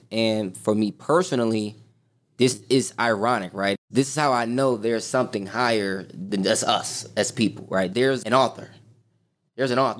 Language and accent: English; Chicago, Illinois, United States; born and raised on the South Side of Chicago, grew up in the hood